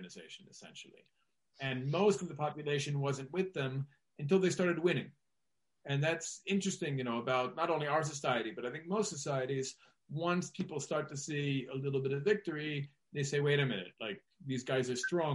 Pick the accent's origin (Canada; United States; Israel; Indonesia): Israel